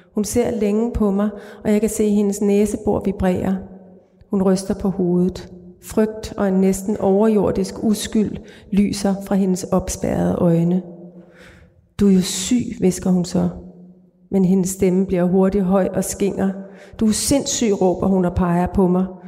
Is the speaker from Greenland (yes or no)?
yes; Greenland; moved away; den uge, jeg var i min fødeby